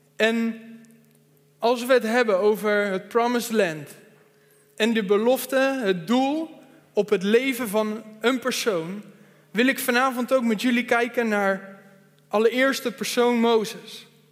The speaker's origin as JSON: {"language": "Dutch", "town": "Veenendaal", "region": "Utrecht", "country": "Netherlands", "said": "Ik kom uit Veenendaal"}